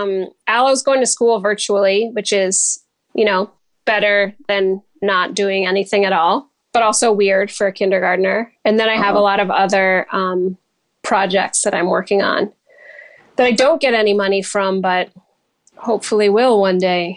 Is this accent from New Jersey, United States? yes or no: yes; New Jersey, United States; also born or lived in New York; now in Michigan, United States; I'm actually originally from New Jersey